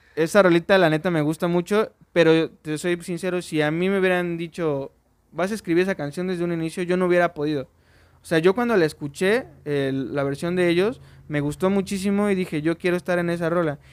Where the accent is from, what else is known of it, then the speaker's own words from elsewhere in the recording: Orizaba, Veracruz, Mexico; soy originario de Orizaba